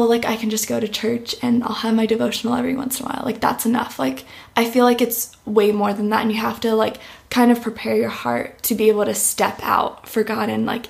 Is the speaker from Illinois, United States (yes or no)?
no; Orlando, Florida, United States; I grew up here in Orlando, Florida, born and raised. I have not lived anywhere else